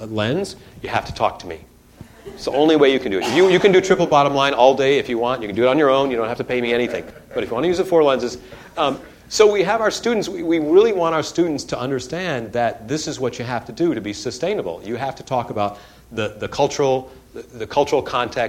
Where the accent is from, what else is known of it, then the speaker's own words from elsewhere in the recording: Detroit, Michigan, United States; moved away; I grew up in Detroit